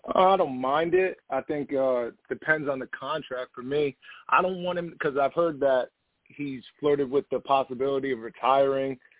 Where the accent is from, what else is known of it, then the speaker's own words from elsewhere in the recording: Poughkeepsie, New York, United States; I'm from New uh, New York, Poughkeepsie area, upstate.